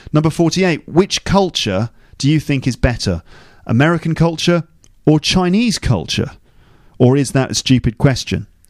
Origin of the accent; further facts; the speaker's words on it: England, United Kingdom; I'm too white, I'm too English